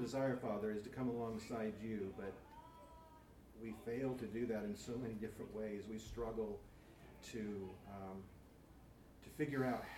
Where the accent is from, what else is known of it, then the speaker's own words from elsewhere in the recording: Bakersfield, California, United States; When I was a little boy, and I mean a really little boy, I grew up in Bakersfield